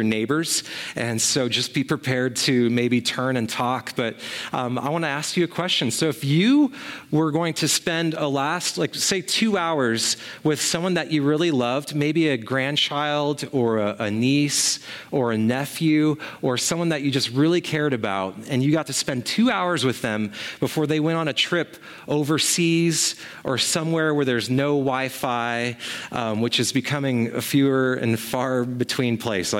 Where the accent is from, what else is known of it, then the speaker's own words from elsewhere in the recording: Sequim, Washington, United States; my hometown of Sequim